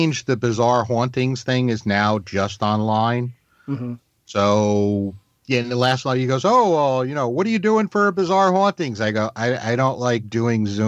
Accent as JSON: {"language": "English", "region": "New York", "country": "United States", "tie": "born or raised there", "also_born_or_lived": "Massachusetts", "moved": "yes", "lives_now": "North Carolina, United States", "said": "I grew up in New York and then I moved to Massachusetts and then down here to North Carolina."}